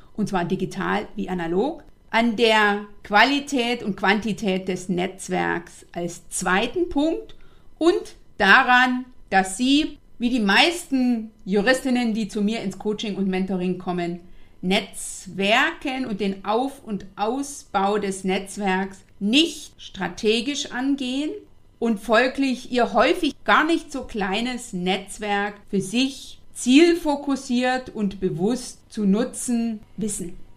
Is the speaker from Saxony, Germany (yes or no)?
yes; Eastern Saxony, Germany; also born or lived in North Rhine-Westphalia; now in Berlin, Germany; Ich komme ja ursprünglich aus Ostsachsen